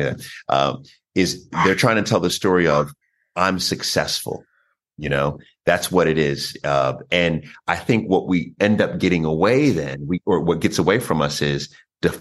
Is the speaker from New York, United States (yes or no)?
yes; New York, United States; I was born in New York